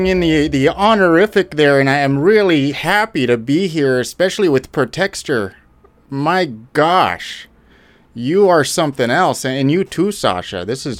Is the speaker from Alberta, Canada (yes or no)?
yes; Alberta, Canada; I'm a Canadian, Alberta. Born and raised.